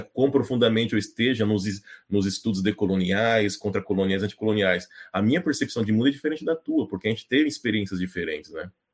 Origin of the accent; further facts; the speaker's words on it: Brazil; also born or lived in Japan; eu sou, eu sou brasileiro